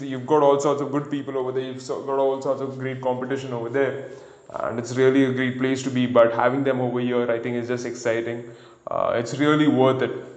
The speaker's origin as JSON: {"language": "English", "town": "Pune", "region": "Maharashtra", "country": "India", "tie": "born or raised there", "said": "my neighborhood and my hometown"}